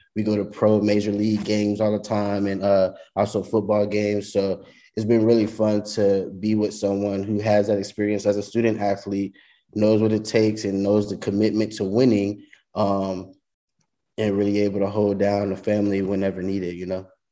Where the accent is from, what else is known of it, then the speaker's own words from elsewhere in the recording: Louisiana, United States; also born or lived in San Marcos, Texas; I'm originally from Louisiana, so I was able to come home.